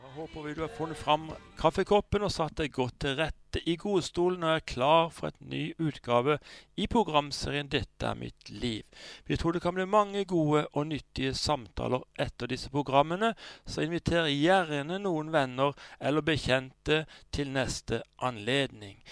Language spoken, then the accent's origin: Norwegian; Sørlandet, Southern Norway, Norway; kommer vi fra Sørlandet